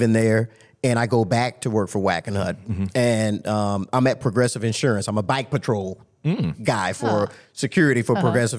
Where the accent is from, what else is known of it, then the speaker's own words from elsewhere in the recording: Tampa, Florida, United States; No, I was born and raised in Tampa, Florida.